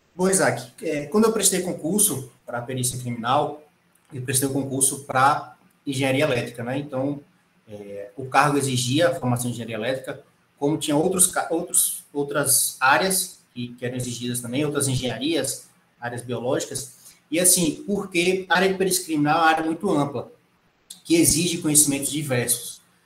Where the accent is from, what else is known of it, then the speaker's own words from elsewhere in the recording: Irecê, Bahia, Brazil; moved away; also born or lived in Pernambuco; sou natural de Irecê, na Bahia